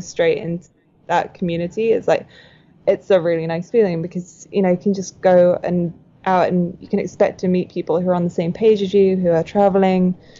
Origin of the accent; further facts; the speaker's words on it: outside of Manchester, North West England, United Kingdom; moved away; My hometown is on a farm outside of Manchester. I'm not from a city at all